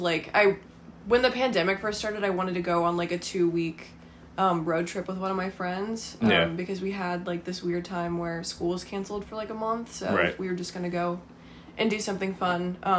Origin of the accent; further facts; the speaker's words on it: Charlottesville, Virginia, United States; now in Northern Virginia, United States; I grew up in Charlottesville, so, like, the mountains were, like, all around. You could just, like, have a 360 view of the Blue Ridge, which was great.